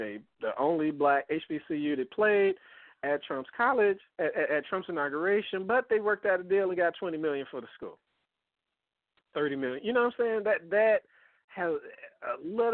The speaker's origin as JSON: {"language": "English", "town": "Detroit", "region": "Michigan", "country": "United States", "moved": "yes", "said": "I'm from Detroit. I was out of Detroit"}